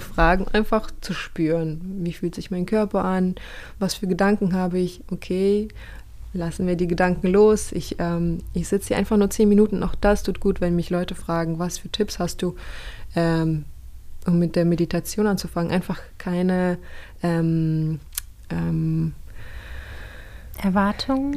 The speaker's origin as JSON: {"language": "German", "country": "Kazakhstan", "tie": "born or raised there", "moved": "yes", "lives_now": "Germany", "said": "ich bin aufgewachsen in Kasachstan"}